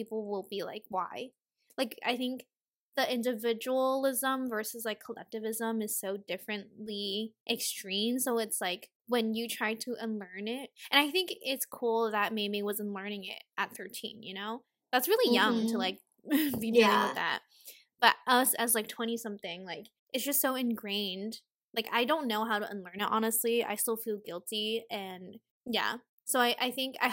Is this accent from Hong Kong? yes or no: yes; Hong Kong; now in United States; we grew up more so in Hong Kong